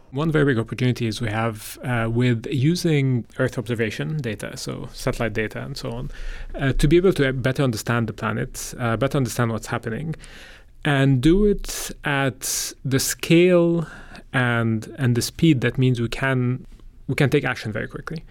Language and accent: English; Egypt; moved away; I'm from Egypt originally